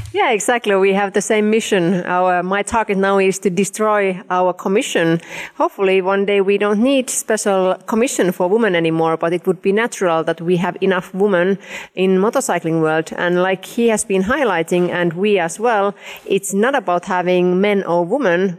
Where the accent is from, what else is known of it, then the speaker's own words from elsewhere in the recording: Finland; I'm coming from Finland, which is really equal country. With we have had female presidents